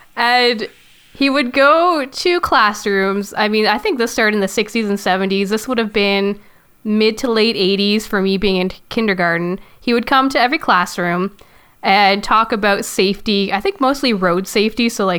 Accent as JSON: {"language": "English", "country": "Canada", "tie": "born or raised there", "said": "For those that don't know, I'm Canadian"}